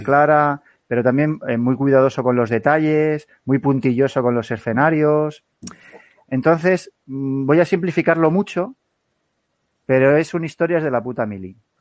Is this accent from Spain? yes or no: yes; Alcalá de Henares, Community of Madrid, Spain; yo que soy de Alcalá de Henares